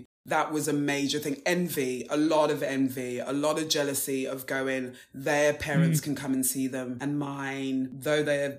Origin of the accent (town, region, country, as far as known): Wembley, London, United Kingdom; born or raised there